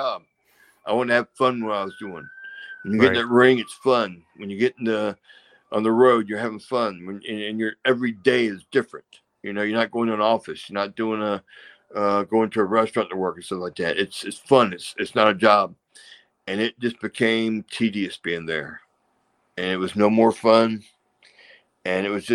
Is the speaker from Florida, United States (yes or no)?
no; Savannah, Georgia, United States; also born or lived in Atlanta, Georgia; I grew up in Savannah, Georgia